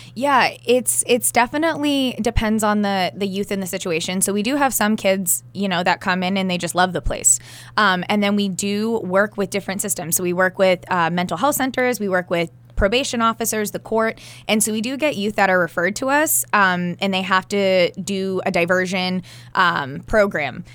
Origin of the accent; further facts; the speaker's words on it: New Hampshire, United States; also born or lived in Cape Cod, Massachusetts; growing up in New Hampshire